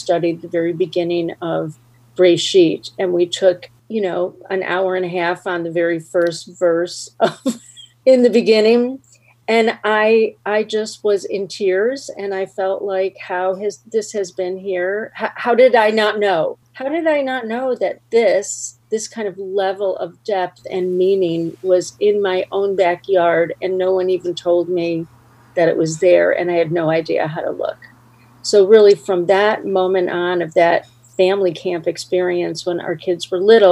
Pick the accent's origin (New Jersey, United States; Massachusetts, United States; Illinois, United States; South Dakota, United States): Illinois, United States; Skokie; I grew up in Skokie, Illinois.